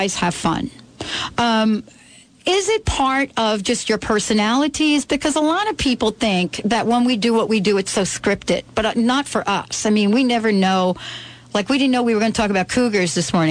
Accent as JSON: {"language": "English", "region": "New York", "country": "United States", "tie": "born or raised there", "moved": "yes", "lives_now": "Seattle, United States", "said": "I grew up in New York"}